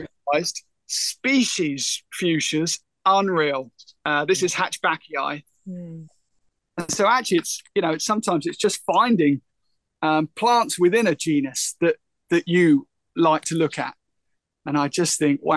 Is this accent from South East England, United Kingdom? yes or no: yes; Isle of Thanet, South East England, United Kingdom; growing up on the Isle of Thanet, we've got a maritime situation.